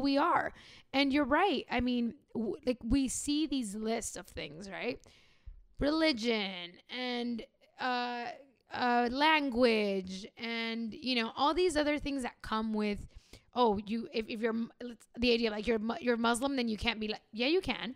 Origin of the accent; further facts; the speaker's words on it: Los Angeles, California, United States; I was born in L